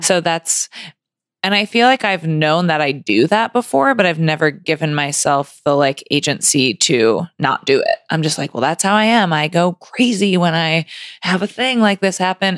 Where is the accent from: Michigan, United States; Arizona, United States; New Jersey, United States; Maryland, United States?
Michigan, United States; Grand Rapids; moved away as an adult; also born or lived in Ann Arbor, Michigan / California; I grew up in Grand Rapids